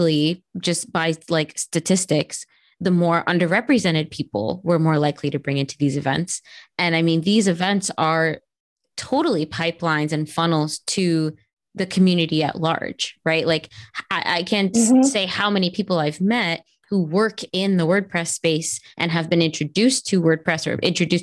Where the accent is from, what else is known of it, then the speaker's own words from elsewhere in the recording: Miami, Florida, United States; that's like my hometown